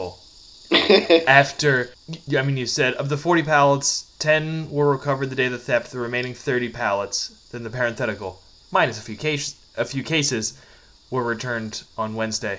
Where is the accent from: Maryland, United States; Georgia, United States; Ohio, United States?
Maryland, United States; Frederick; moved away; my hometown of Frederick, Maryland